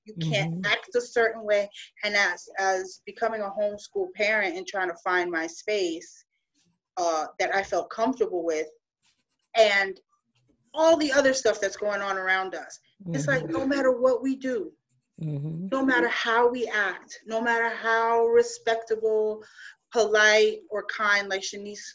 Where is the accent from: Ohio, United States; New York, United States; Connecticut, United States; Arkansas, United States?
New York, United States; New York City; moved away; also born or lived in Florida; I grew up in New York City at the time. Mm-hmm. I'm Puerto Rican, but I'm Afro-Latinx